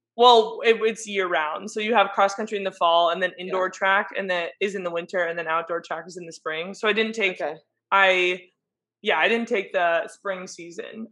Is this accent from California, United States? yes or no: yes; San Diego, California, United States; I'm from San Diego